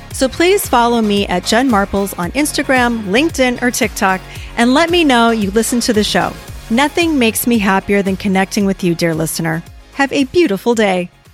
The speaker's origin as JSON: {"language": "English", "region": "Hawaii", "country": "United States", "tie": "born or raised there", "moved": "yes", "said": "growing up in Hawaii"}